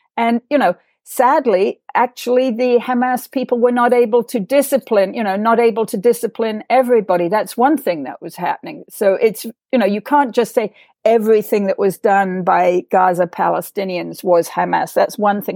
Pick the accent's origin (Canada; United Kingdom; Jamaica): United Kingdom; England; my growing up in England